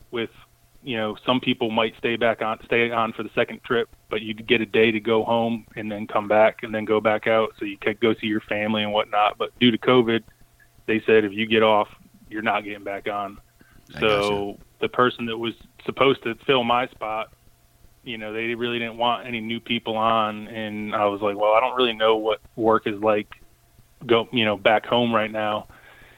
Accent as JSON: {"language": "English", "region": "Connecticut", "country": "United States", "tie": "born or raised there", "moved": "yes", "lives_now": "Chesapeake, United States", "said": "So I grew up in Connecticut. I now live in Chesapeake, Virginia"}